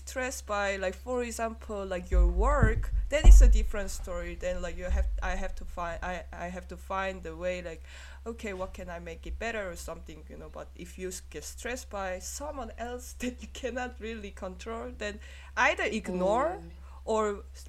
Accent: Munich, Bavaria, Germany; born and raised in Munich, so, like, this is not the problem to me, you know?

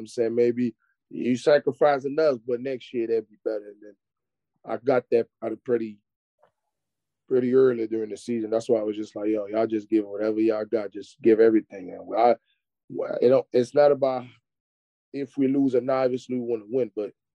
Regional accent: Paris, Île-de-France, France; moved away; I'm from Paris, but I'm not from the Paris that y'all guys know with the Eiffel Tower at night.

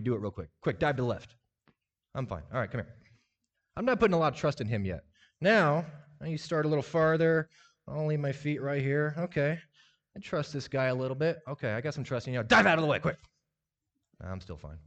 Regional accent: Lincoln, Nebraska, United States; I grew up in Lincoln, Nebraska, grew up in the church

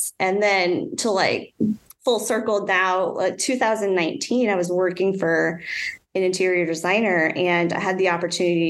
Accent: North Shore of New Orleans, Louisiana, United States; also born or lived in North Carolina; I grew up on the North Shore of New Orleans. And I mean, I was born in New Orleans, but, you know, grew up on the North Shore

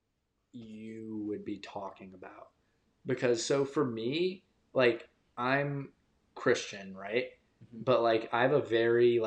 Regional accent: Toronto, Ontario, Canada; now in United States; as a child born in Canada, I am like a citizen

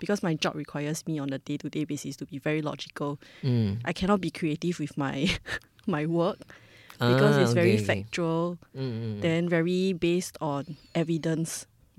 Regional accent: Singapore

